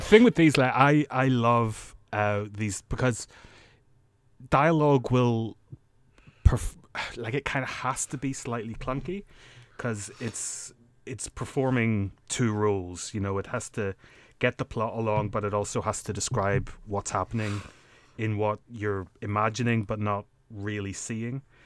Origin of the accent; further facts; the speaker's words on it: Northern Ireland, United Kingdom; growing up in Northern Ireland